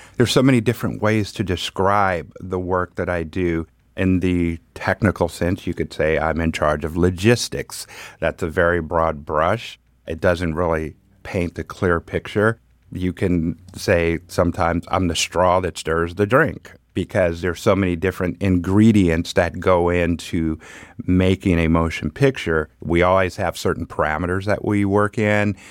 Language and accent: English; Pomona, California, United States; also born or lived in Los Angeles; Grew up in Pomona.